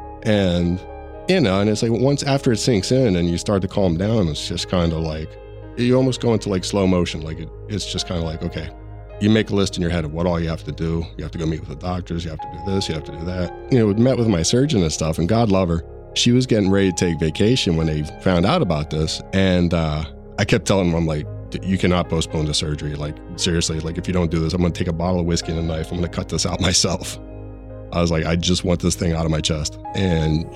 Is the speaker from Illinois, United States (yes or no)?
no; Harrisburg, Pennsylvania, United States; I'm from Harrisburg, Pennsylvania